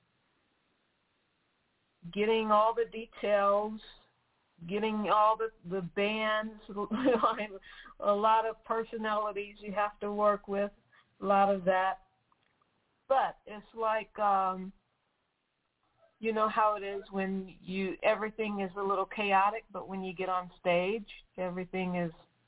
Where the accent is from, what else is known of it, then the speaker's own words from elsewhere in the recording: Detroit, Michigan, United States; now in South Florida, United States; I'm from Detroit, Michigan